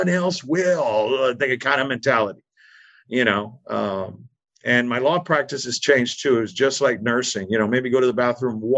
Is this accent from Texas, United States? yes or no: yes; Texas, United States; I'm from Texas